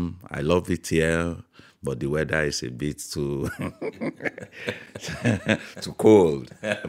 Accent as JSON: {"language": "English", "country": "Nigeria", "moved": "yes", "lives_now": "Carlow, Ireland", "said": "I'm from Nigeria. I also work in Made in Carlow"}